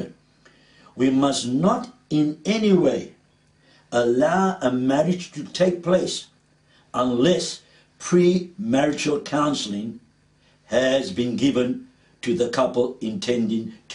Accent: Cape Town, Western Cape, South Africa; accent: Cape Townian; my Cape Townian accent comes out sometimes

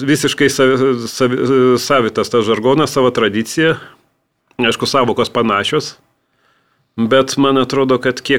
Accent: Vilnius, Vilnius County, Lithuania; also born or lived in Samogitia; Aš Vilnietis, aš tos tarmės nelabai turiu, kažkiek, tos, iš, kažkiek turiu žemaitiško iš vaikystės

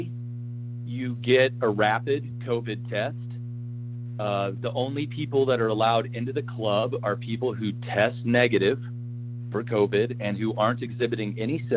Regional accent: Oklahoma, United States; I'm originally from Oklahoma

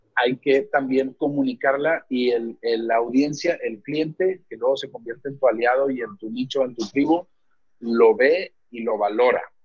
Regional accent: Apodaca, Nuevo León, Mexico; also born or lived in Guadalupe, Mexico; now in San Pedro Garza García, Mexico; yo crecí en, cerca de Apodaca y luego este, mi adolescencia la viví en Guadalupe y luego ya me vine a vivir a San Pedro hace 10 años

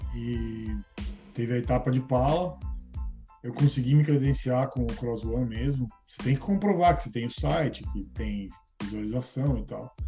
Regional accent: Itu, São Paulo, Brazil; moved away as an adult; now in Los Angeles, United States; eu vim de Itu, né, ah, interior de São Paulo, estou é, aqui há um ano e meio e eu moro em Los Angeles

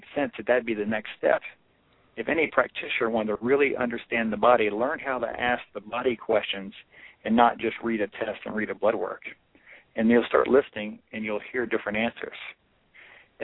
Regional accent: Louisiana, United States; It began in Louisiana, my journey

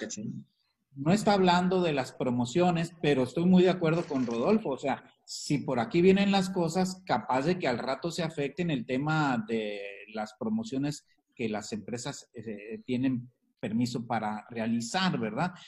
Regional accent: Mexico; Que somos también eh, mexicanos

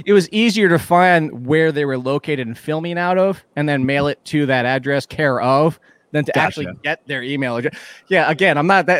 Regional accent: Virginia Beach, Virginia, United States; my hometown of Virginia Beach

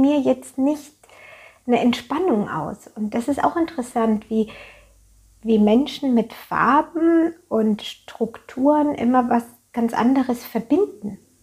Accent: Germany; bei uns in Deutschland

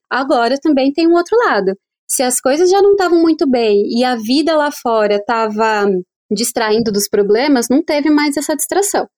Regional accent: Brazil; also born or lived in São Paulo; a gente, enquanto brasileiro

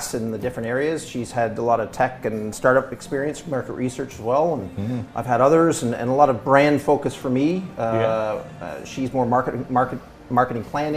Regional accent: Toronto, Ontario, Canada; moved away; I was originally from Toronto

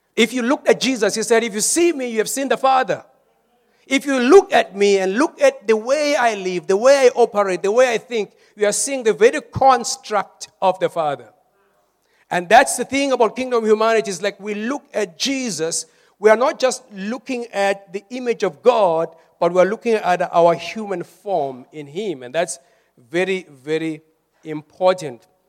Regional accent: South Africa; we are more South African

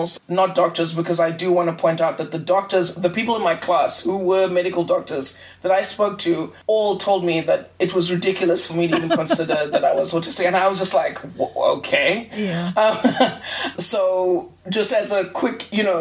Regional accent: South Africa; also born or lived in Zimbabwe; I was born in Zimbabwe and immigrated to South Africa with my family.

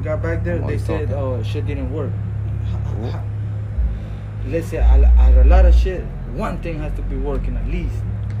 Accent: South Houston, Texas, United States; moved away; I'm not from here, too. I'm from South Houston.

